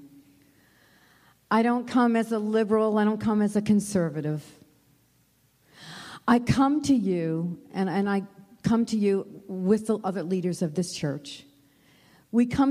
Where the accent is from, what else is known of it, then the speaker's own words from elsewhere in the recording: United States; Americans in this room this morning